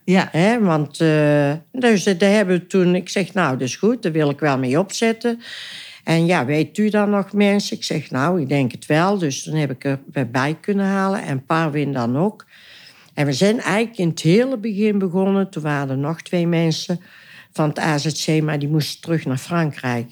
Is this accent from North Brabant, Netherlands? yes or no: yes; Oisterwijk, North Brabant, Netherlands; geboren en getogen in Oosterwijk